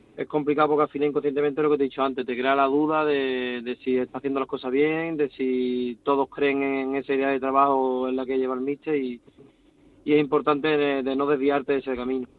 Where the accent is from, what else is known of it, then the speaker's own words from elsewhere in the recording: Cádiz, Andalusia, Spain; now in Almendralejo, Spain; soy de Cádiz y lo he mamado desde pequeño